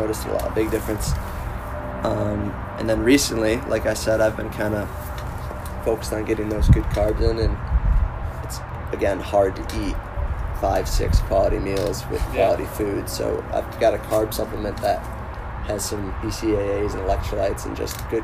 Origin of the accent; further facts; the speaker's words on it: Greece, New York, United States; also born or lived in Victor, New York; I grew up in Greece, which is a half hour from Victor